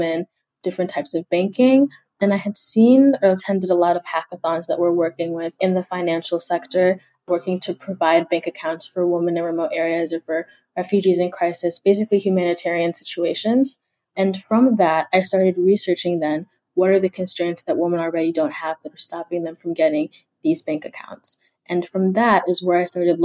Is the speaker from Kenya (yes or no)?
yes; Kenya; now in United States